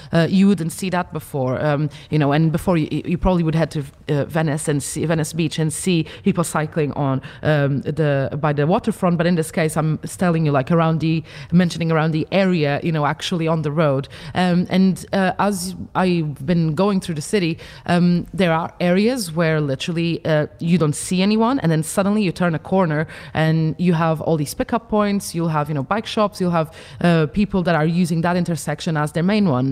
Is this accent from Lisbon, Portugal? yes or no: no; Funchal, Madeira, Portugal; in my hometown, you know, uh, in Funchal in Madeira